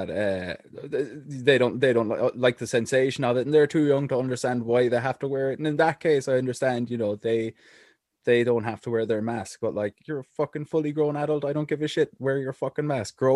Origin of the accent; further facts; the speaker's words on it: Ireland; I was sitting in Cork.